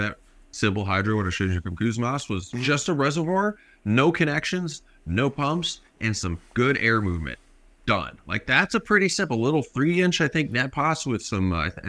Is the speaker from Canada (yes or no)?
yes; Canada; We're Canadian.